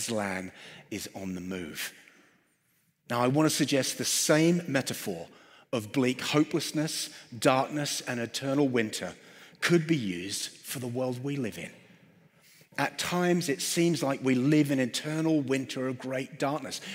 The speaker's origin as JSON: {"language": "English", "region": "London", "country": "United Kingdom", "said": "I'm from London"}